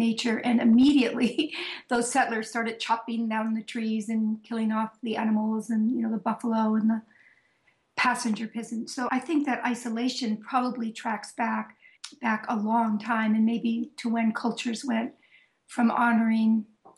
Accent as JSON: {"language": "English", "town": "Sebastopol", "region": "California", "country": "United States", "tie": "born or raised there", "moved": "as an adult", "lives_now": "Vermont, United States", "said": "I had been born and raised in Northern California, that little town, Sebastopol, actually, where I grew up and did so much of my work"}